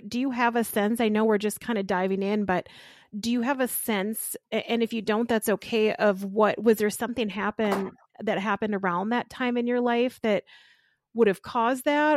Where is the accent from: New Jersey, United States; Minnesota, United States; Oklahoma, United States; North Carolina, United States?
Minnesota, United States; Austin; I'm from Austin, Minnesota, where, you know, home of spam